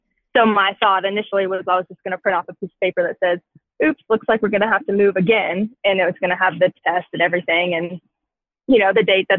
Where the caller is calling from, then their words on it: Manhattan, Kansas, United States; I am from Manhattan, Kansas